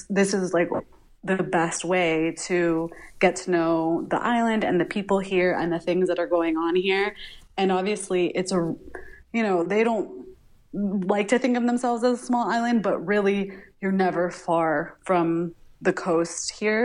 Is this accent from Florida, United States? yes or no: yes; Miami, Florida, United States; now in San Juan, Puerto Rico; I'm from Miami originally